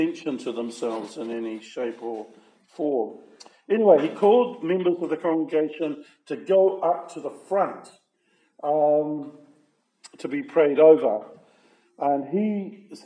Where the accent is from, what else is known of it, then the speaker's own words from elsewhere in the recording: Levin, Manawatū-Whanganui, New Zealand; I was born in Levin, in a maternity hospital there. And my mother and I returned to our family farm at just north of Levin